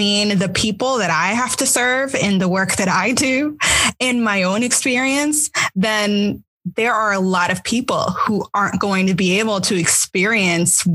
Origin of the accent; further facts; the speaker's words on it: United States; I'm American, right? So I grew up in American public schools